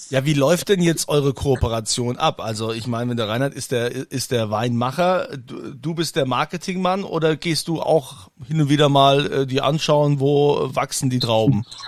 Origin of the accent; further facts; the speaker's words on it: Germany; hier bei uns in Deutschland